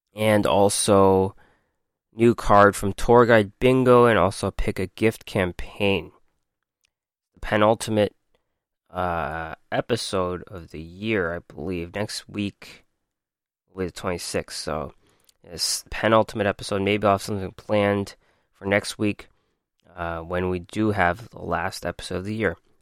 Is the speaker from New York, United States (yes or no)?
yes; New York, United States; I'm from New York